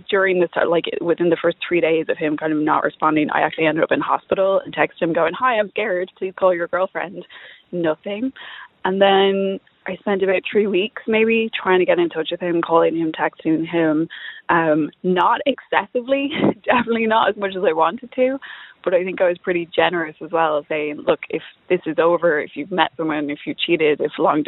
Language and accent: English; Dublin, Leinster, Ireland; also born or lived in East Coast, United States; I'm from Dublin, but was living on the East Coast